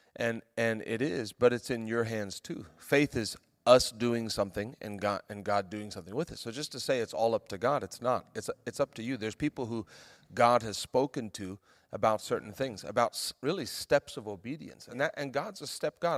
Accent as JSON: {"language": "English", "country": "South Africa", "moved": "yes", "lives_now": "United States", "said": "We moved back to South Africa. where I'm from"}